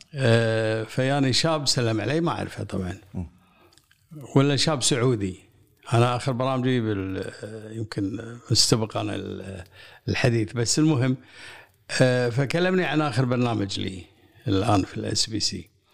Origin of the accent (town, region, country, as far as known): Kuwait